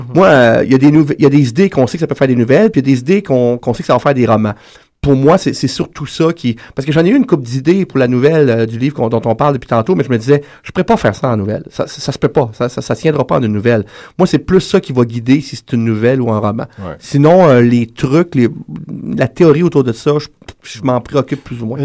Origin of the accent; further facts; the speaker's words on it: Quebec, Canada; Je suis québécois